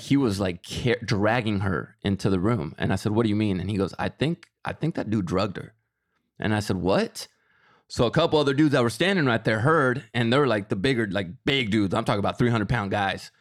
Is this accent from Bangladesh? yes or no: no; Mexico; moved away; I am Mexican. I was born in Mexico.